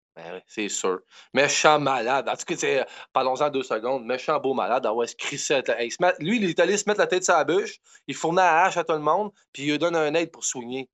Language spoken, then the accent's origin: French; Quebec, Canada